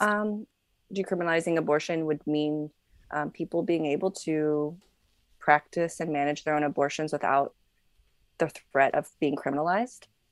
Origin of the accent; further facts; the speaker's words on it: Las Vegas, Nevada, United States; I grew up in Vegas